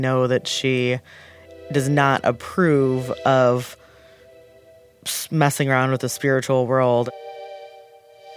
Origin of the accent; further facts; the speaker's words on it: Lunenburg, Massachusetts, United States; I grew up in Lunenburg, Massachusetts